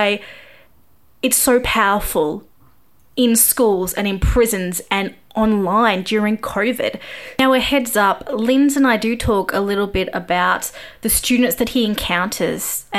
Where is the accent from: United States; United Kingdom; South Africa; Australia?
Australia; I'm Australian